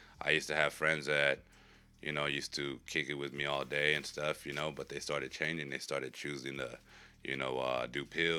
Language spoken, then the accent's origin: English; Phoenix, Arizona, United States; growing up in South Phoenix, everybody knows everybody.